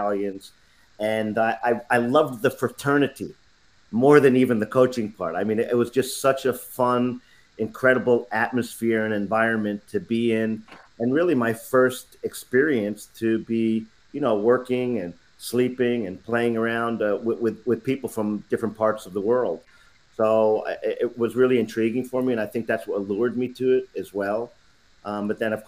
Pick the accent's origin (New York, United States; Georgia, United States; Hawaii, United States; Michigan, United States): New York, United States; upstate; also born or lived in Bronx, New York City; So I lived and played up in upstate New York